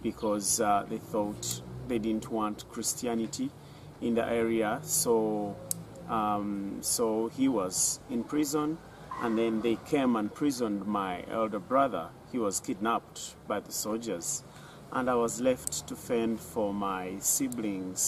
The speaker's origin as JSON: {"language": "English", "town": "Bushenyi", "region": "Western Region", "country": "Uganda", "tie": "born or raised there", "said": "I was born in Bushenyi"}